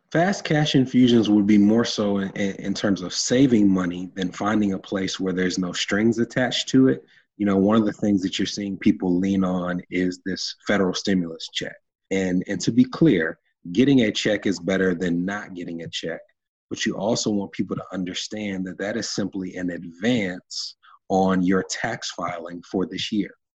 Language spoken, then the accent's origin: English; Nashville, Tennessee, United States; I was uh, born and raised in Nashville, Tennessee